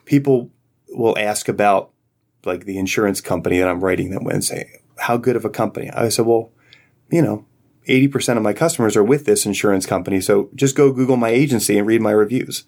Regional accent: Philadelphia, Pennsylvania, United States; moved away as an adult; now in Virginia, United States; I grew up in Philadelphia and moved here in two thousand six

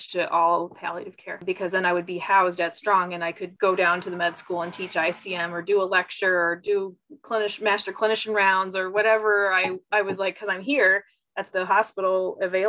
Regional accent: outside of Houston, Texas, United States; moved away; growing up outside of Houston

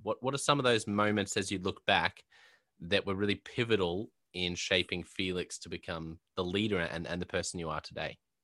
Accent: Australia; also born or lived in Brisbane; I'm based in, uh, in Brisbane in Australia

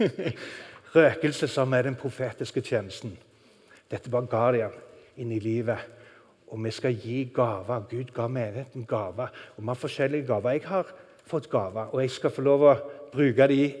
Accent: Norway; moved away; Når du bor i et land langt der ute i ørkenen, så sitter du og tenker på Norge

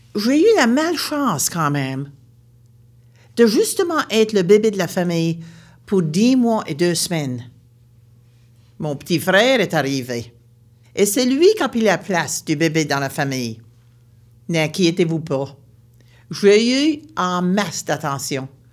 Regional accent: Baie Sainte-Marie, Nova Scotia, Canada; Je viens de la Nouvelle-Écosse, une région appelée la Baie-Sainte-Marie.

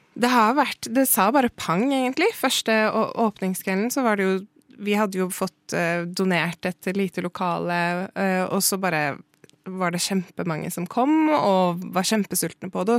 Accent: Norway; jeg er jo norsk og brun

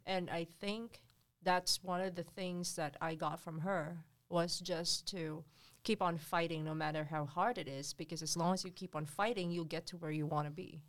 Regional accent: Philippines; moved away; in the Philippines, you can, when I was growing up, you can build a hut under the bridge

